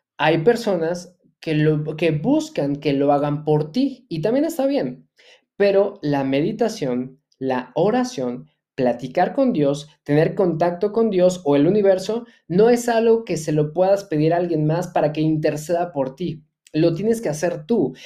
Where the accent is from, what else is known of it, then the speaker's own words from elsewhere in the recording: Mexico; soy empresario mexicano